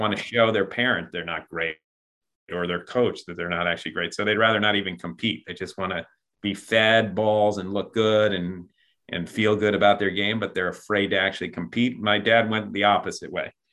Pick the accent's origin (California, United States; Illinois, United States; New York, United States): New York, United States; Buffalo; I'm from Buffalo, New York.